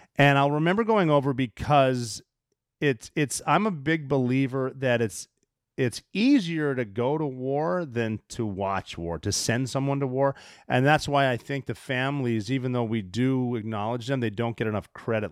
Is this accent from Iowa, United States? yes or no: no; Montana, United States; I'm from Montana